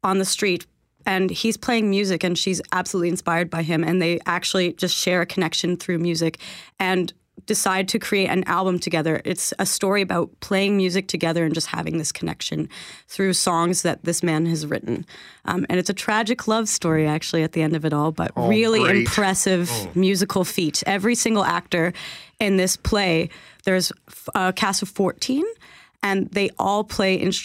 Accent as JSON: {"language": "English", "town": "Gatineau", "region": "Quebec", "country": "Canada", "moved": "as an adult", "lives_now": "Winnipeg, Canada", "said": "I'm from Quebec originally, actually."}